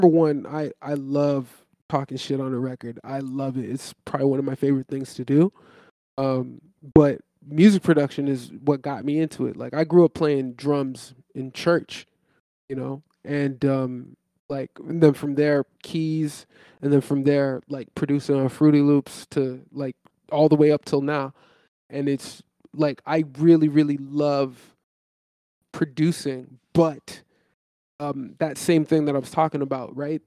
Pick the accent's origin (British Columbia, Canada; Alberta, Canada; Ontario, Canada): Ontario, Canada; Toronto; I'm from Toronto